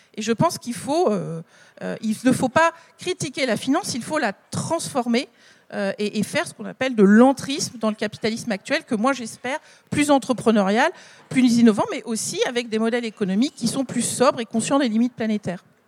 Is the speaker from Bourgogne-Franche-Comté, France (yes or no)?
no; the Nord, Hauts-de-France, France; je viens du Nord